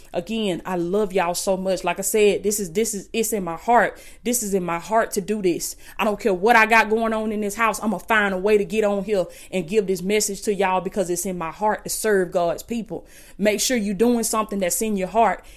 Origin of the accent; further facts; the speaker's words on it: Blakely, Georgia, United States; I came from Willis Kane Projects in Blakely, Georgia. The projects, food stamps